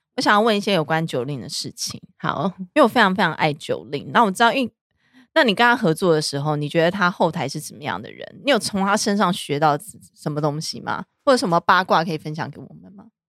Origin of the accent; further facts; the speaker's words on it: Taiwan; 我们台湾人代表整个华人的市场